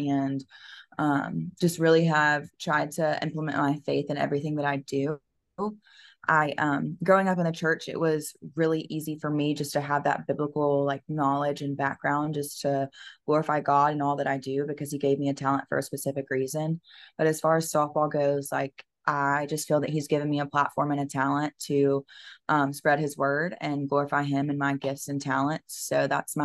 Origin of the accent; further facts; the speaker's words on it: Macon, Georgia, United States; moved away as an adult; now in South Carolina, United States; I grew up in Macon, Georgia